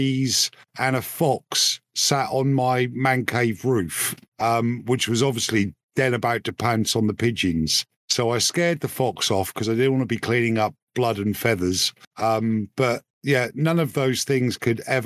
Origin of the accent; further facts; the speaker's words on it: United Kingdom; as a British taxpayer